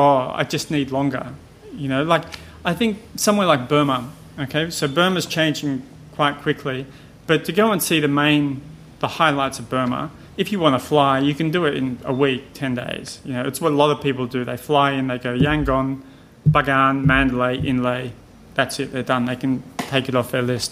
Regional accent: Australia; moved away; I'm an Australian

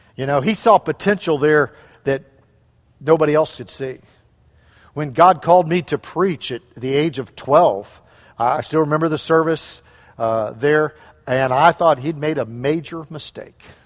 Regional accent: St. Louis, Missouri, United States; moved away; we grew up in Saint Louis area

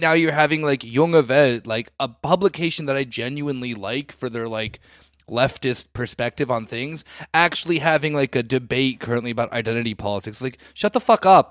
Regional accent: United States; now in Germany; I'm saying this as an American who lives in Germany

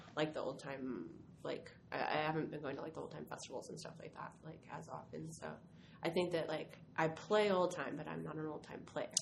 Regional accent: Stockton, California, United States; I'm from Northern California. I'm from Stockton, California.

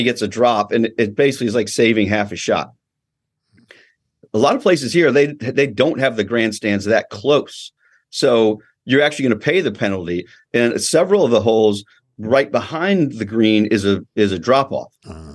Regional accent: Georgia, United States; also born or lived in California; I grew up in Georgia, but of course was born out here, spent my beginning, my childhood out here

